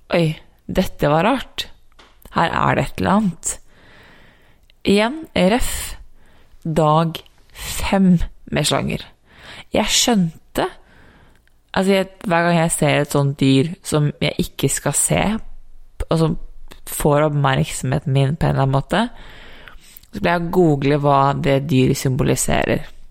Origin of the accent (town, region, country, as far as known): Norway; moved away as an adult; also born or lived in United States